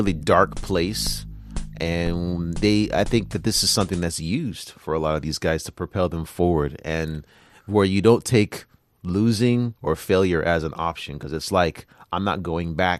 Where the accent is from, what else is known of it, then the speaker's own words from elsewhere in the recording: United States; now in China; me being American